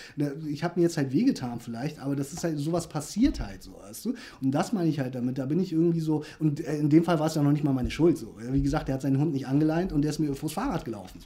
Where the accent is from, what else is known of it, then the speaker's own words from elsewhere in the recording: Hamburg, Germany; moved away as an adult; also born or lived in Korea; now in Stade, Germany; ich bin ja Ur-Hamburger, so gesehen, ich bin ja in Korea geboren, aber ich habe mein ganzes Leben lang in Hamburg verbracht